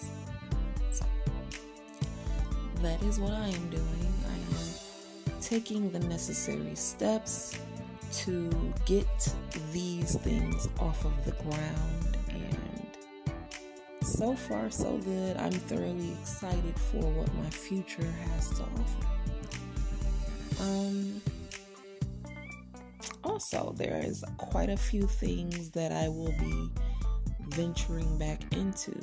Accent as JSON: {"language": "English", "town": "Cleveland", "region": "Ohio", "country": "United States", "tie": "born or raised there", "said": "my hometown, Cleveland, Ohio"}